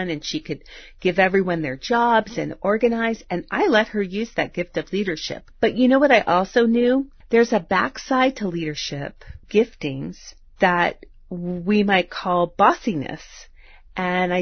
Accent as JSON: {"language": "English", "country": "United States", "said": "I'm an American"}